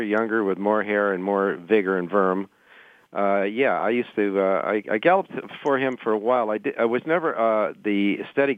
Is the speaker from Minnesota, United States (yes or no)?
no; Elizabeth, New Jersey, United States; I was born in Elizabeth, New Jersey, in the armpit of America